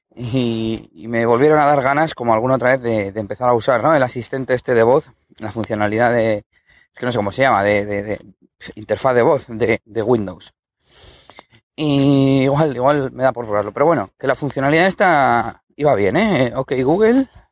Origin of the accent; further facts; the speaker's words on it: Spain; usamos inglés de Cuenca, aquí en España